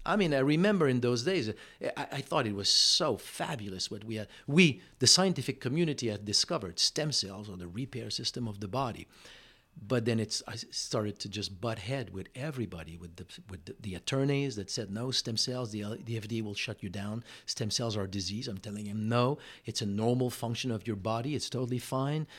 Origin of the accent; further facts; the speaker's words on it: Montreal, Quebec, Canada; first language French; English is a second language; moved away as an adult; also born or lived in California; now in Austin, United States; I'm living in Montreal.